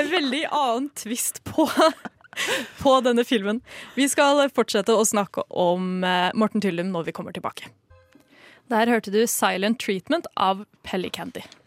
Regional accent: Norway; vi som nordmenn

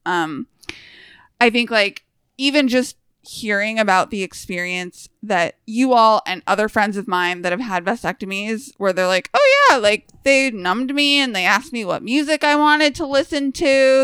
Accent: United States; as an American

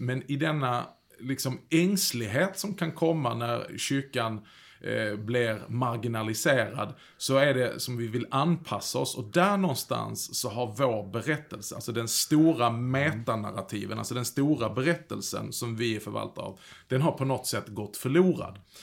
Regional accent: Skåne, Sweden; Jag kommer ju från Skåne

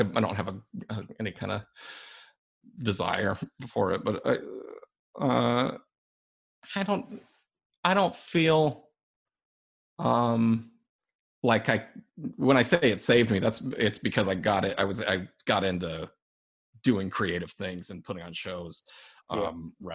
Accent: Albuquerque, New Mexico, United States; growing up in Albuquerque

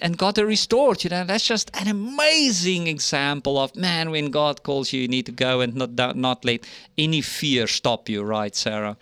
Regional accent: South Africa; moved away as an adult; now in United States; my home country in South Africa

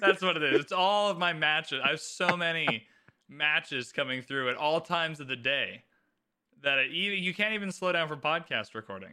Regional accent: Canada; I am Canadian

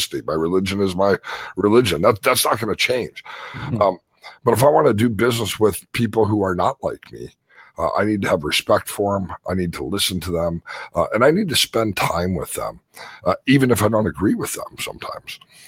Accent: Chicago, Illinois, United States; now in Las Vegas, United States; I grew up in Chicago

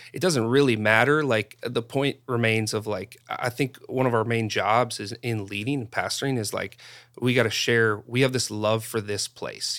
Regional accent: North Dakota, United States; moved away; growing up in North Dakota

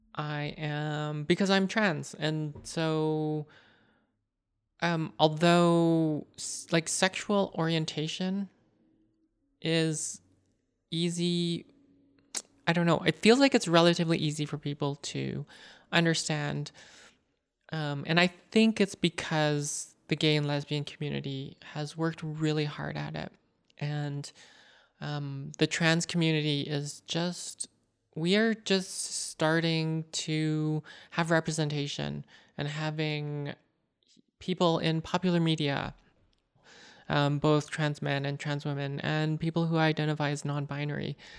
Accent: Canada; I am Canadian born Chinese. My parents are from Hong Kong

